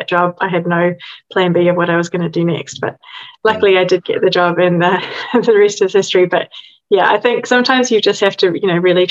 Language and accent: English; New Zealand; moved away as an adult; now in London, United Kingdom; I'm originally from New Zealand, and I moved to London almost 21 years ago